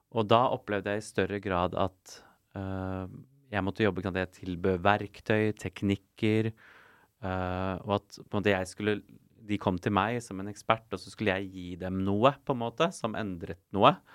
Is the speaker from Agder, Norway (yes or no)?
no; Asker, Akershus, Norway; also born or lived in Bergen / Oslo; Jeg er fra Asker, eh, så jeg vokste opp her på Østlandet